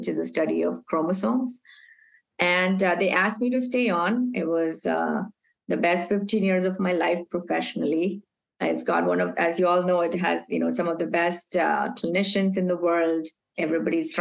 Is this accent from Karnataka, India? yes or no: no; Mumbai, Maharashtra, India; moved away as an adult; also born or lived in Aberdeen, Scotland / Texas; I was born and raised in Mumbai